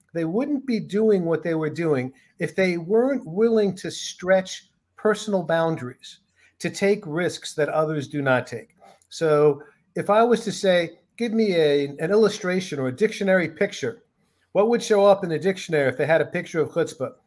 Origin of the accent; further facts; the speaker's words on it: New York City, New York, United States; I grew up in New York City